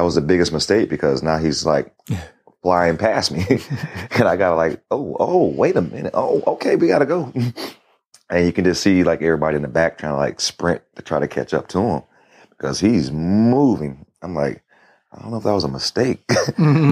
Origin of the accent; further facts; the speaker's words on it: Florida, United States; I'm from Florida